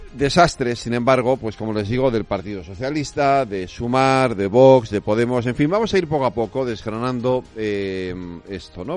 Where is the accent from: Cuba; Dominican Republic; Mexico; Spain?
Spain; Galicia; yo soy gallego